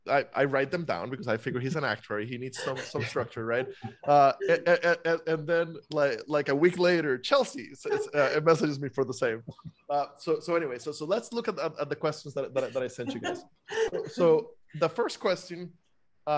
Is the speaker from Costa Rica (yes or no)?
yes; Costa Rica; now in United States; I'm a foreigner. I was born and raised in Costa Rica.